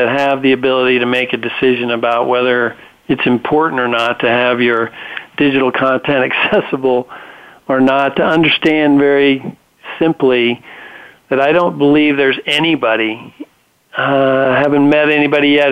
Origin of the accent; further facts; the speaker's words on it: Reno, Nevada, United States; My whole family has grown up on ranches, cattle ranches in northern Nevada